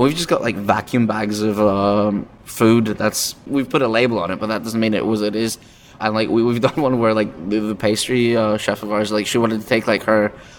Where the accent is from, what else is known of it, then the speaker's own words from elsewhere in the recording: England, United Kingdom; I grew up in England for quite a while.